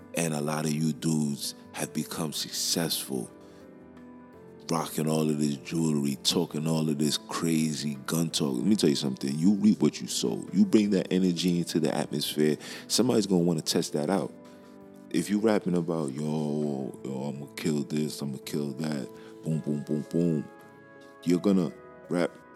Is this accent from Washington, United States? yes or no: no; New York, United States; I'm from Brooklyn